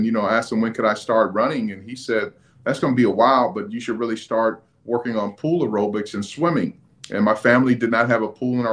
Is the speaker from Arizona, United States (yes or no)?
yes; Phoenix, Arizona, United States; I was born and raised in Phoenix, Arizona